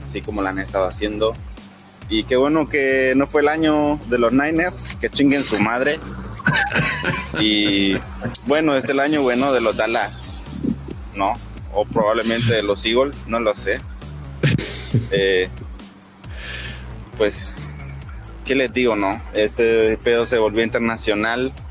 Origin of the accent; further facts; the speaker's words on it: Honduras; now in Seville, Spain; soy hondureño y soy parte de los espartanos, de los primeros, vivo en Sevilla